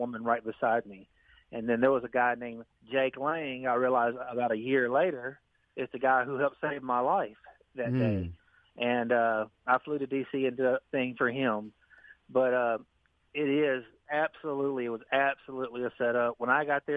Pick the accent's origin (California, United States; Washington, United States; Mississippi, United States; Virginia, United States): Mississippi, United States; Greenville; I'm from Greenville, Mississippi.